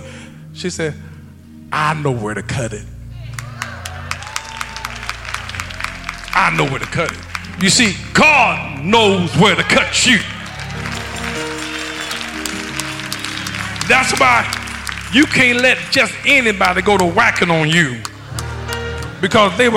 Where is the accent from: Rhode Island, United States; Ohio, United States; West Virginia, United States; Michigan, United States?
Ohio, United States; moved away; I'm from Ohio originally